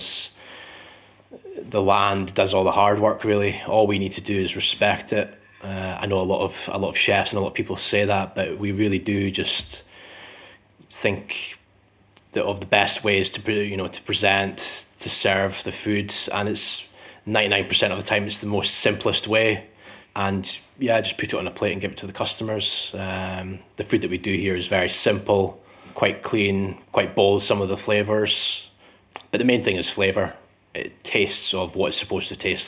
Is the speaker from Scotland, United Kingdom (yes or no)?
yes; Scottish Borders, Scotland, United Kingdom; also born or lived in Edinburgh; I'm originally from Edinburgh, but I grew up in the Scottish Borders.